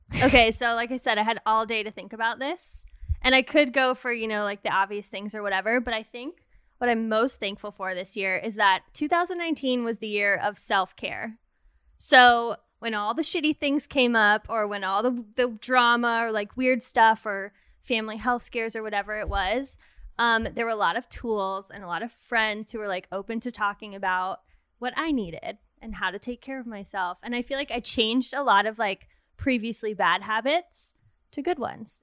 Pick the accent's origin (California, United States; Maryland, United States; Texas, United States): California, United States; Redondo Beach; I grew up in Redondo Beach, California